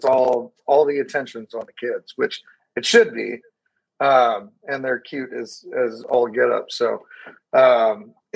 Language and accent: English; Northern California, United States; the church that I grew up in here in Northern California